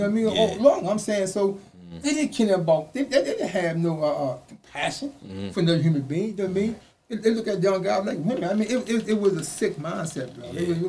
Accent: the South, United States; when I came from the South, never done got in the street, I always had this attitude about myself.

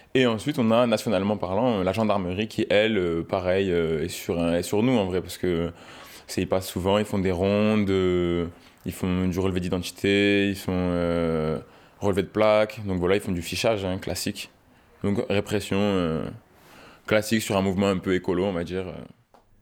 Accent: Marseille, Provence-Alpes-Côte d'Azur, France; now in Pertuis, France; Moi, je viens de Marseille. Mais là, je suis à je vis ici maintenant.

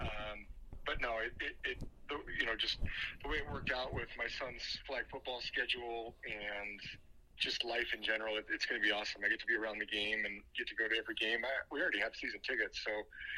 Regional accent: Spokane, Washington, United States; I'm from Spokane

